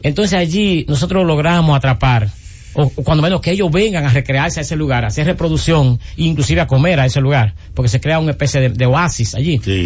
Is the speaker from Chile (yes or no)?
no; Cabrera, María Trinidad Sánchez, Dominican Republic; en mi pueblo de Cabrera o en la región nordeste